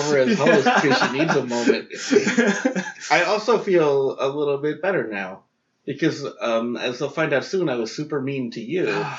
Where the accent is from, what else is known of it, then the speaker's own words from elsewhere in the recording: New York, United States; moved away; where I grew up in New York.